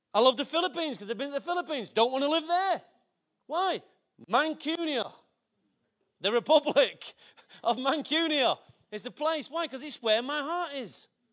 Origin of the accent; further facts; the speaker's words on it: Manchester, North West England, United Kingdom; I love my city. Why? It's my birth. It's my place of inheritance.